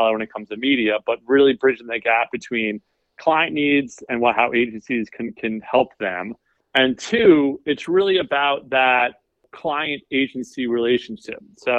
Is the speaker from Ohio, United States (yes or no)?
no; New York City, New York, United States; so I came from New York. I worked in the city as, you know, a media buyer and planner forever.